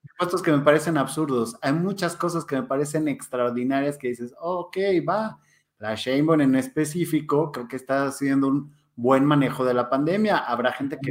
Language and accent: Spanish; Mexico; como mexicanos